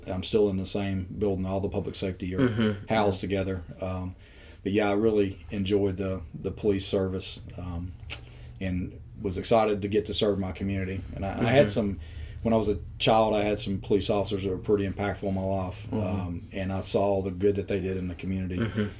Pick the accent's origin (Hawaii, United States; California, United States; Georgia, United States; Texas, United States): Georgia, United States; LaFayette; So literally born inside Lafayette, raised here all my life, went to Lafayette High School